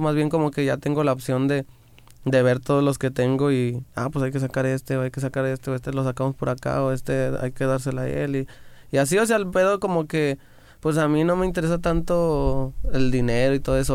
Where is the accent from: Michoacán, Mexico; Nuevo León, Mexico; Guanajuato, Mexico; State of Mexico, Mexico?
Guanajuato, Mexico; Me acuerdo cuando yo estaba en Morrillo